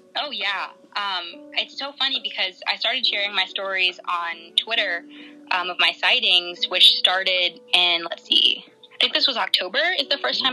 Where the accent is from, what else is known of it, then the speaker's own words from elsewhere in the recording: Virginia Beach, Virginia, United States; now in South Texas, United States; I'm originally from Virginia Beach, Virginia